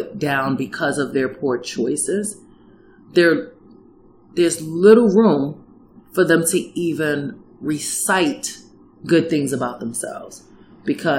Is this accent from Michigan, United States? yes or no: no; New York City, New York, United States; moved away as an adult; now in Fairbanks area, Alaska, United States; Manhattan, New York. I was born and raised here